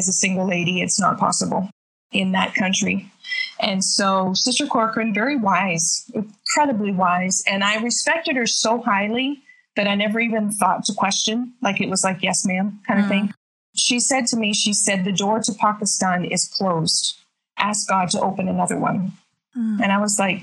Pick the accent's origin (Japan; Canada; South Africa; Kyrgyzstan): Canada; New Brunswick; moved away as an adult; also born or lived in Ghana; now in Gabon; I'm originally from New Brunswick, Canada, and grew up in the church. Amazing family from a little tiny, tiny community